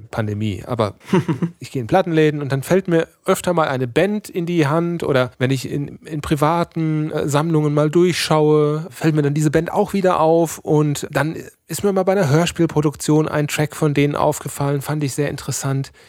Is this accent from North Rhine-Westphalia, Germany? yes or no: yes; North Rhine-Westphalia, Germany; weil wir kommen aus dem Sauerland, ja, da ist Schützenfest, ist da, wird da eigentlich mit der Muttermilch aufgesogen.